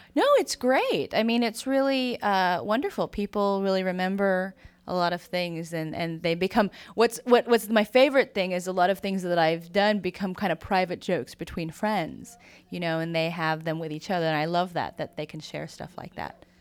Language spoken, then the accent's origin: English; San Francisco, California, United States; I grew up in San Francisco